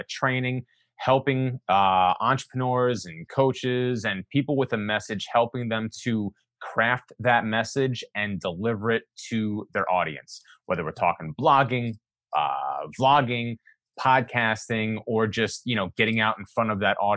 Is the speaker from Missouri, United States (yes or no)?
no; the Poconos, Pennsylvania, United States; also born or lived in New York City; I was born in New York City, but I grew up in the Poconos, which is 2 hours away from New York City. It's a lot of woods and stuff like that, Pennsylvania